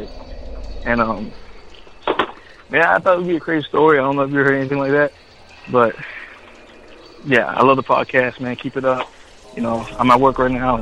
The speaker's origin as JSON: {"language": "English", "region": "Florida", "country": "United States", "said": "I'm from Florida."}